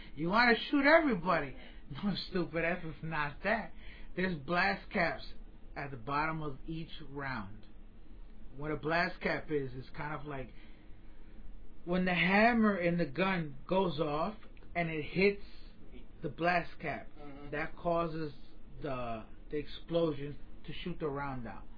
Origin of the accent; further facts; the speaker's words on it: New York, United States; now in Florida, United States; As a New Yorker, every time I go home and I go back to New York